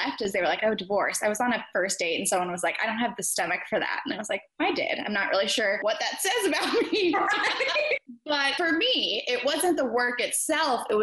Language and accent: English; Midwest, United States; moved away as an adult; also born or lived in Atlanta, Georgia; now in Dallas, United States; I grew up in the Midwest and then I moved to Atlanta for law school